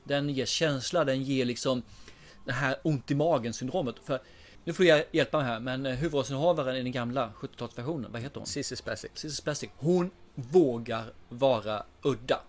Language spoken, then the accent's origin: Swedish; Småland, Sweden; jag är smålänning